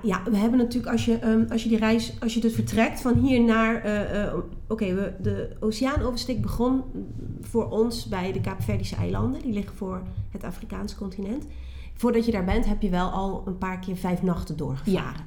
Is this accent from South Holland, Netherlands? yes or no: no; Geleen, Limburg, Netherlands; moved away as an adult; also born or lived in Nijmegen; ik kom uit Limburg, Zuid-Limburg. Geleen, plaatje Geleen. Onder de rook van DSM, daar kom ik vandaan